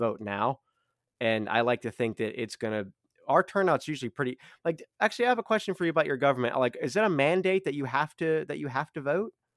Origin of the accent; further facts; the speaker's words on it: United States; as an American